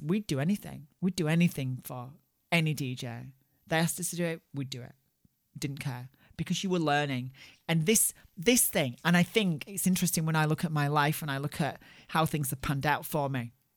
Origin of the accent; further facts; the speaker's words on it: Barnsley, Yorkshire and the Humber, United Kingdom; I grew up in Barnsley in the north of England